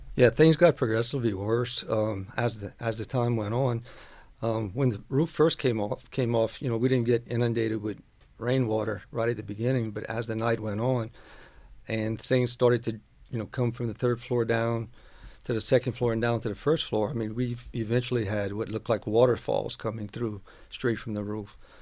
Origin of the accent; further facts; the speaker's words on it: West 202 Street, Louisiana, United States; I grew up on West two oh two Street, which is, uh, next to where College Barbershop is